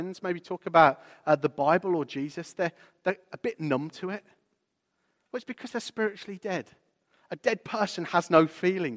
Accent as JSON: {"language": "English", "town": "Walsall", "region": "West Midlands", "country": "United Kingdom", "tie": "born or raised there", "said": "I remember the street, it was called the Sutton Road in my hometown of Walsall."}